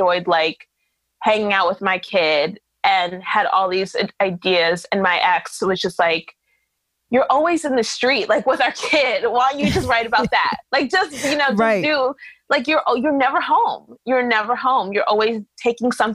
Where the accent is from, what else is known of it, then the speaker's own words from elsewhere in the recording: New York City, New York, United States; because I was born here, because I was raised here